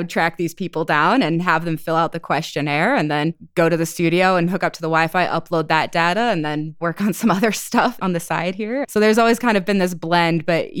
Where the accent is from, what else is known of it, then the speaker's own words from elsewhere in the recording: Wisconsin, United States; also born or lived in Portland, Oregon / Iowa / New Hampshire; I was born in outside of Portland, Oregon. Moved to Iowa, then to New Hampshire, then back to Iowa, and then up to Wisconsin, which is where I've spent most of my formative years, teenage years and everything, was in Wisconsin.